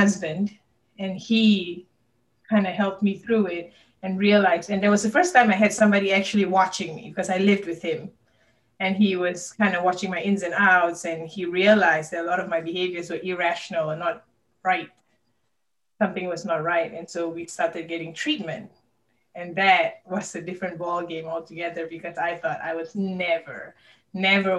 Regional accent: Malaysia; now in Kentucky, United States; I currently live in Kentucky, but I was born and raised in Malaysia

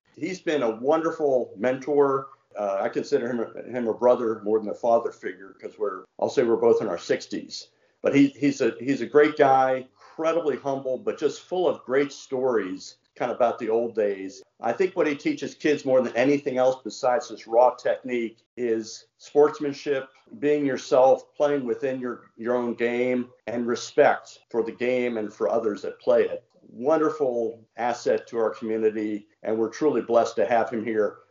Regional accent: Washington, District of Columbia, United States; accent: slight southern; now in Morrisville, United States; I grew up in Washington D.C.

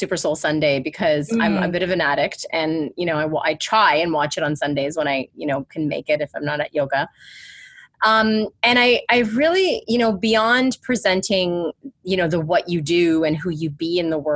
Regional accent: Canada; I'm Canadian.

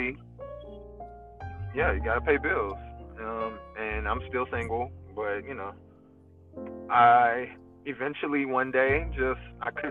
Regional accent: Fairburn, Georgia, United States; I grew up south of Atlanta in a city called Fairburn, Georgia

